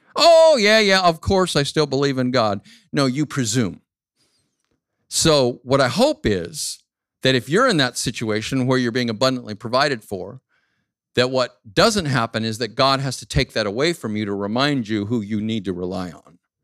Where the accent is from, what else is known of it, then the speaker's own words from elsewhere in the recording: Phoenix, Arizona, United States; moved away as an adult; my hometown, Phoenix, Arizona